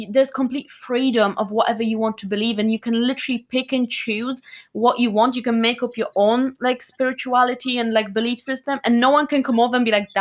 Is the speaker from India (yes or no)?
no; Poland; moved away; I'm Polish, I'm from Poland.